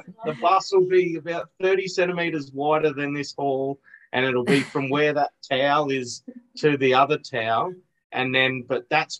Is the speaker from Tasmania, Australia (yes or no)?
no; Southeast Queensland, Australia; also born or lived in New Zealand; Well, we're both from Southeast Queensland. Well, grew up here anyway. We just recently spent the last sort of 2 years in New Zealand.